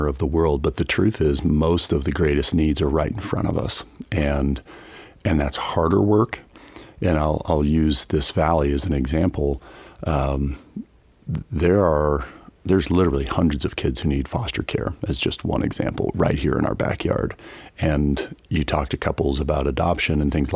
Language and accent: English; Front Range, Colorado, United States; now in Grand Junction, United States; I grew up on the Front Range